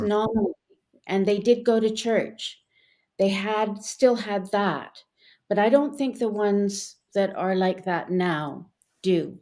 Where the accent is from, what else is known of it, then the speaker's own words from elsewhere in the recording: Westmount, Quebec, Canada; when I was growing up in Westmount